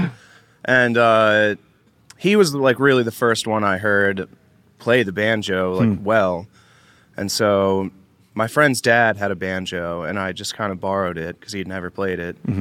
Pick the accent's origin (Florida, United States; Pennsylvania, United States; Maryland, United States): Maryland, United States; Baltimore; also born or lived in Ellicott City, Maryland; I'm from Baltimore, Maryland